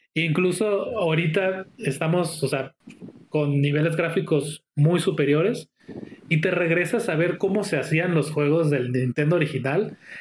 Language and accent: Spanish; Mexico; Yo como mexicano